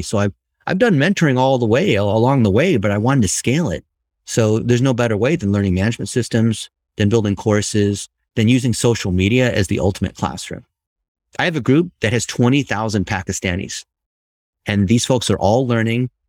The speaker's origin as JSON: {"language": "English", "region": "Ohio", "country": "United States", "tie": "born or raised there", "said": "I was born and raised in Ohio"}